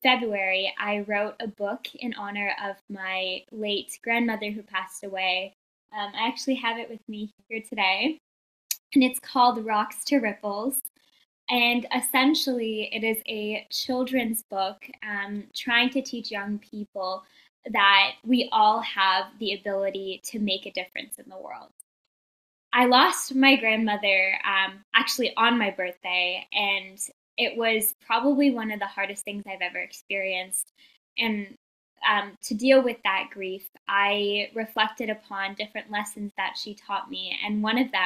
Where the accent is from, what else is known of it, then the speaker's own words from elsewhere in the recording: Toronto, Ontario, Canada; I am from Toronto, Canada